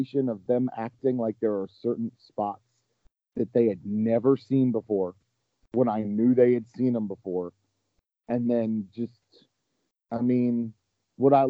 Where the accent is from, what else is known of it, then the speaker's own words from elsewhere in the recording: Baltimore, Maryland, United States; I'm from Baltimore, Maryland.